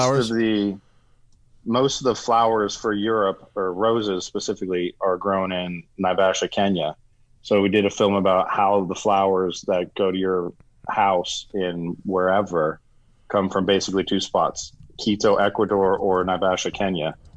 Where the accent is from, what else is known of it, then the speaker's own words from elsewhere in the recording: Florida, United States; moved away as an adult; also born or lived in Dubai; I grew up in Florida